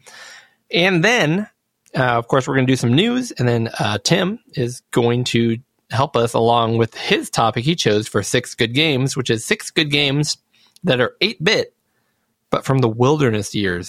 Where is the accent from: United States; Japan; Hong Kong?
United States; we're stupid Americans